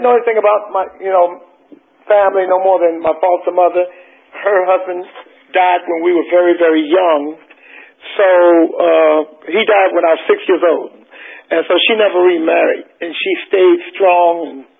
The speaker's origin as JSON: {"language": "English", "town": "Westbury", "region": "New York", "country": "United States", "tie": "born there", "also_born_or_lived": "South Carolina", "said": "I was born in Westbury, Long Island, in a house in New York. My mom was originally from South Carolina, so I think she decided she wanted me to grow up in South Carolina"}